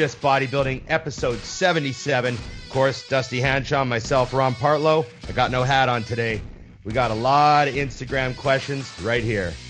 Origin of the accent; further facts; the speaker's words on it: Canada; as a Canadian.